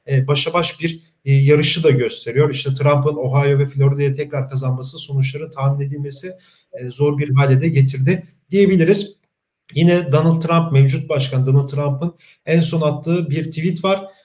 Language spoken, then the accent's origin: Turkish; Turkey; Ee, biz de Türkiye'den yani Türkiye'liler olarak çok yakından takip ettik bunu.